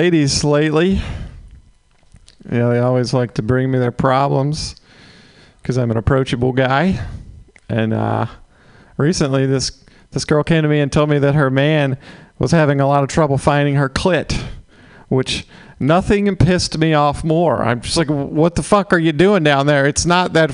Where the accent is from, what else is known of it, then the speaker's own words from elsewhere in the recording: Mississippi, United States; moved away; I'm from Mississippi. Originally, just got back from there